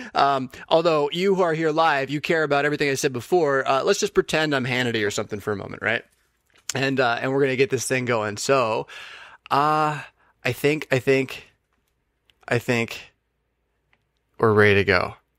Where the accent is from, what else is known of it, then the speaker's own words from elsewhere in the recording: United States; as a United States citizen